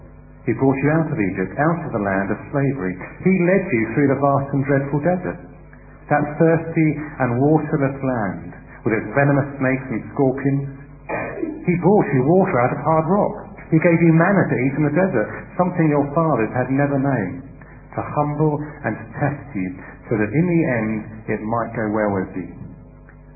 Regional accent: United Kingdom; as British people

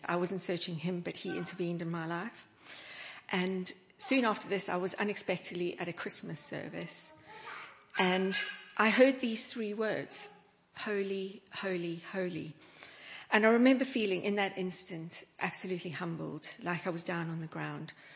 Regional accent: South Africa; moved away; Where I grew up in South Africa

